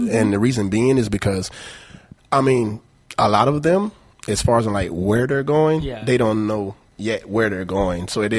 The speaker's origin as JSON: {"language": "English", "town": "Cordele", "region": "Georgia", "country": "United States", "tie": "born or raised there", "also_born_or_lived": "Atlanta, Georgia", "moved": "yes", "lives_now": "Naples, United States", "said": "I was born in Georgia."}